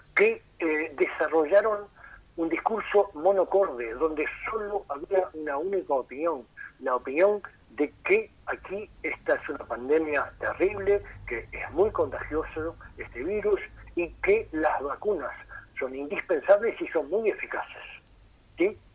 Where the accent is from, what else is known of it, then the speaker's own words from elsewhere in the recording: Rocha, Uruguay; moved away as an adult; also born or lived in Montevideo; yo me siento rochense, si bien me fui de Rocha cuando terminé el liceo a los 18 para estudiar a Montevideo y nunca más volví